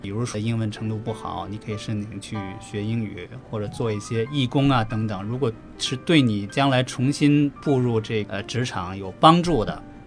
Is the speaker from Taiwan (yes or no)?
no; China; now in Australia; 我们中国人